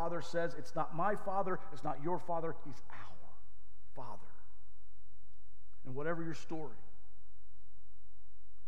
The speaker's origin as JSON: {"language": "English", "region": "the South", "country": "United States", "tie": "born or raised there", "moved": "yes", "said": "I grew up in the South. This is an \"all y'all\" kind of thing"}